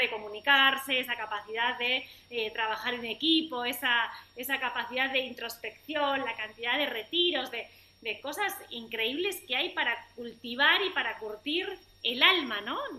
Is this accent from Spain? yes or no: yes; Spain; moved away as an adult; now in Argentina; yo soy española, hace como te decía, 15 años que vivo aquí